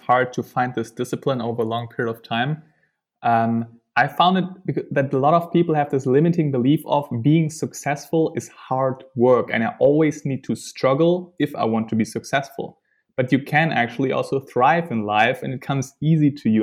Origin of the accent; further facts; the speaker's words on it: Germany; moved away; also born or lived in Netherlands; I'm from Germany